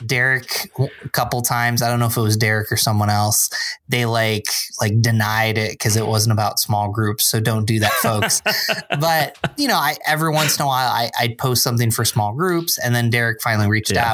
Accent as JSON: {"language": "English", "town": "Binghamton", "region": "New York", "country": "United States", "tie": "born or raised there", "also_born_or_lived": "Endicott, New York / Philadelphia, Pennsylvania", "moved": "as an adult", "lives_now": "Rochester, United States", "said": "I grew up in Binghamton, which is about three hours south"}